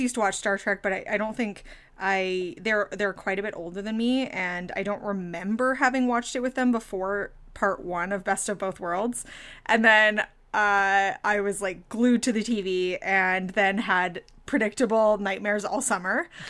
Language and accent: English; Ottawa, Ontario, Canada; I'm from Ottawa